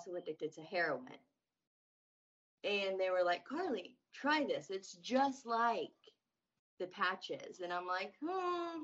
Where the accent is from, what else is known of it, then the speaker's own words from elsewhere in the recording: Indiana, United States; I'm from Indiana.